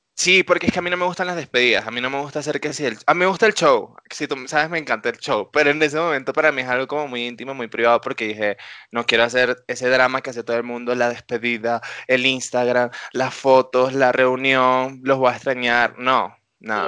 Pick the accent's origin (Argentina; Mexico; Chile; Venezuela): Venezuela; now in Colombia; como todos los venezolanos